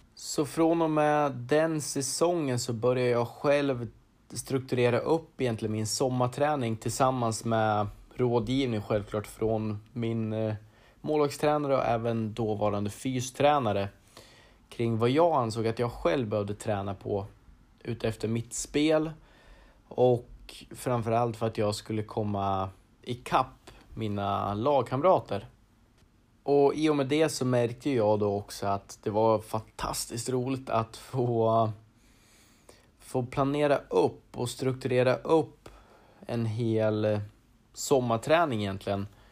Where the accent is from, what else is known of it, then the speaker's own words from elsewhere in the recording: Arboga, Västmanland, Sweden; född och uppvuxen i Arboga där jag även idag bor